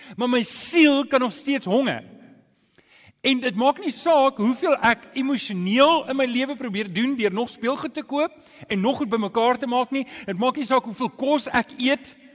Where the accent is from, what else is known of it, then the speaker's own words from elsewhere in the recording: South Africa; ons Afrikaners